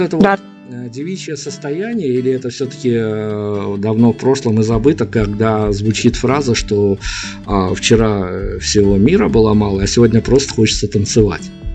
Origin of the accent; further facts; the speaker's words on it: Belarus; мы из Беларуси